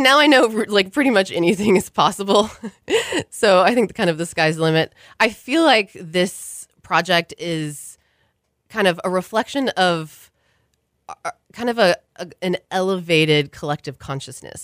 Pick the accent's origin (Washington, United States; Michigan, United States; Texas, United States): Texas, United States; Houston; moved away; I grew up in Houston, and I'm one of those that left and assumed that I would never come back